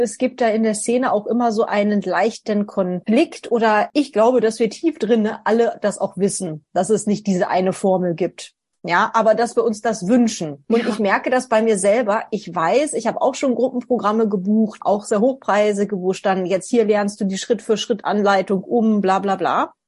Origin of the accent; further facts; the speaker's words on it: Northern Germany, Germany; now in Vienna, Austria; ursprünglich komme ich aus Norddeutschland. Ich wohne jetzt in Wien